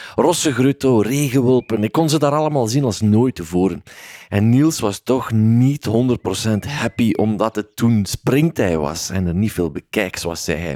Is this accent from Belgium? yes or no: yes; Flanders, Belgium; Bij ons in Vlaanderen